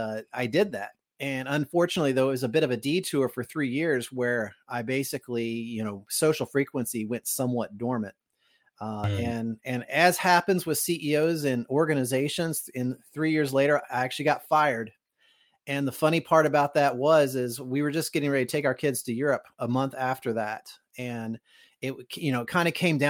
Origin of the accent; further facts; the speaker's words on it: Kentucky, United States; moved away; I'm from Kentucky originally, and mm-hmm. was living in Kentucky